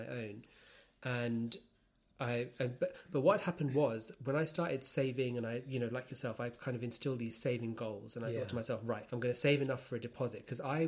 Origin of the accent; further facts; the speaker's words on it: London, United Kingdom; I was born in London and born in central London, and I live with my parents, and I still